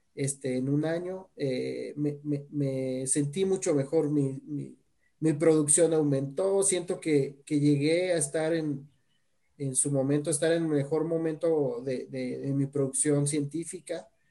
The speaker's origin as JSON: {"language": "Spanish", "town": "Guadalajara", "region": "Jalisco", "country": "Mexico", "also_born_or_lived": "Mexico City", "said": "Yo, yo soy orgullosamente tapatío"}